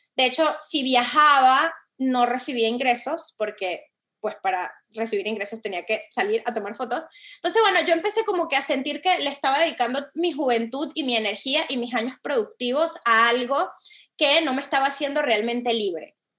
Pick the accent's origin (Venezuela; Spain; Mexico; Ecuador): Venezuela; moved away as an adult; also born or lived in Caracas; now in Miami, United States; Yo soy venezolana, este, estoy tomando esta llamada desde Miami, aquí vivo hace siete años.